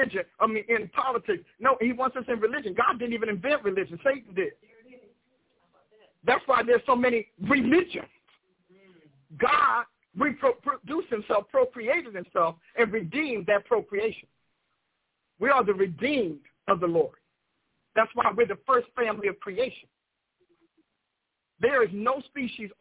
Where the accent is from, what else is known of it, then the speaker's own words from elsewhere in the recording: United States; I am an American, blood-born, off the dirt and the ground